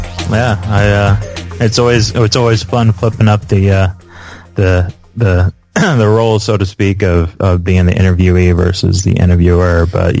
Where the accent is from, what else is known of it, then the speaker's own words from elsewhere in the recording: Indiana, United States; the thing about Midwesters is that we, you know, we always have a strong work ethic.